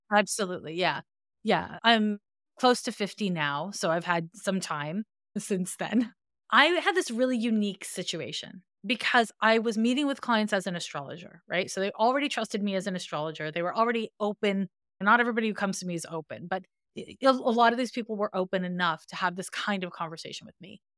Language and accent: English; Montreal, Quebec, Canada; I'm from Montreal, Quebec, and in Montreal, we have a different school system than anywhere else